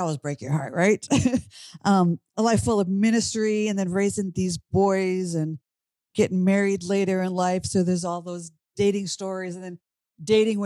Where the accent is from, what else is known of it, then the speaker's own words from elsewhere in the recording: Minnesota, United States; moved away as an adult; now in Washington, D.C., United States; I grew up in Minnesota. I'm now in Washington, D.C.